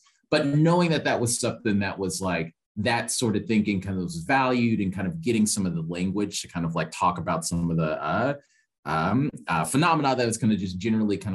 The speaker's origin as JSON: {"language": "English", "town": "Kansas City", "region": "Missouri", "country": "United States", "tie": "born or raised there", "said": "I'm from Kansas City, Missouri, originally."}